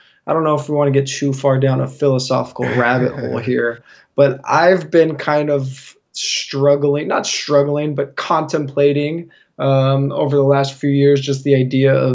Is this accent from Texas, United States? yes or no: no; Northern California, United States; moved away as an adult; now in San Diego, United States; I grew up in Northern California